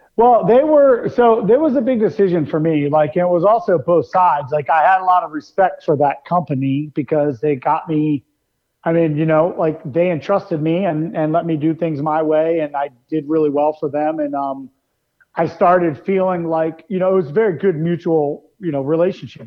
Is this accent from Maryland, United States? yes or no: yes; Maryland, United States; I grew up in Maryland